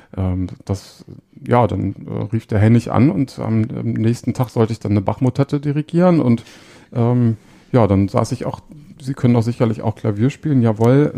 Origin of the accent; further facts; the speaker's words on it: Hanover, Lower Saxony, Germany; ich bin auch in Hannover aufgewachsen